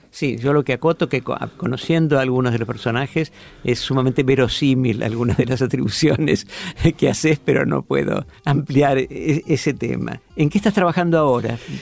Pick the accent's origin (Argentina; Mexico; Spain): Argentina; como lector argentino y de la edad que tengo